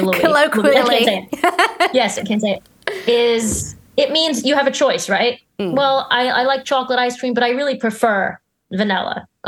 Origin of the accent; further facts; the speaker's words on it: New York, United States; I'm a New Yorker